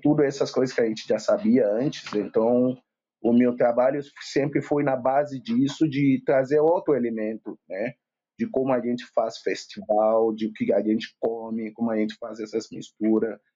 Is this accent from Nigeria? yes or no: yes; Lagos, Nigeria; now in Porto Alegre, Brazil; da Nigéria, de Lagos, Nigéria. Eu vivo aqui em Porto Alegre há 16 anos